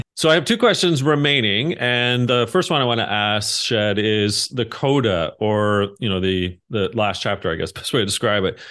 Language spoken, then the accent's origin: English; Canada; being Canadian